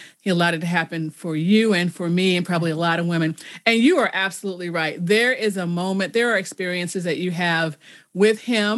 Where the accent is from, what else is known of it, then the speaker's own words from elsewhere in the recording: Chicago, Illinois, United States; I grew up in Chicago